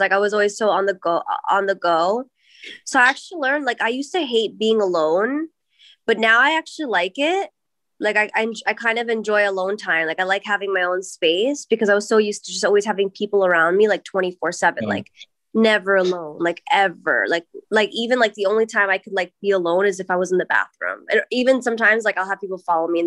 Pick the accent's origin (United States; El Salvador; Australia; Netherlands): United States; New York; Growing up in New York, like, my like freestyle, like, on the East Coast, like, was a thing